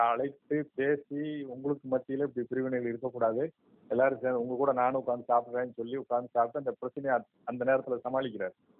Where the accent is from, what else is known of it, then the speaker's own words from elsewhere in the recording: Kazhugumalai, Tamil Nadu, India; நான் கழுகுமலை ஊர்ல தான் பிறந்தேன்